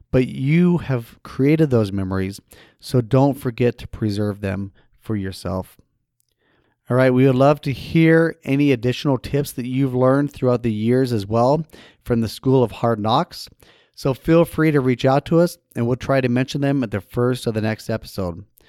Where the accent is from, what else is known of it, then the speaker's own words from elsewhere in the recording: Idaho Falls, Idaho, United States; moved away; my hometown back in Idaho Falls, Idaho